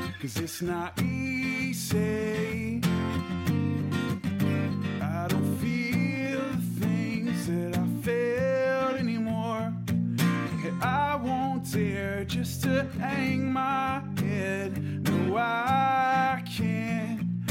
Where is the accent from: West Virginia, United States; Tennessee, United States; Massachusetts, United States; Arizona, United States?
West Virginia, United States; Huntington; from Huntington, West Virginia